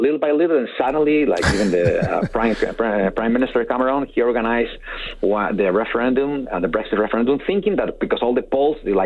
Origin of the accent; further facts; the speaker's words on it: Madrid, Community of Madrid, Spain; moved away as an adult; now in Alberta, Canada; so now I'm a proud Canadian citizen, but I'm originally from Spain